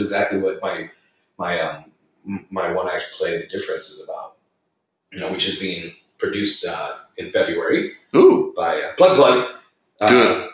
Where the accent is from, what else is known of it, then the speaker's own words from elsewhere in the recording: Arvada, Colorado, United States; I grew up in Arvada, Colorado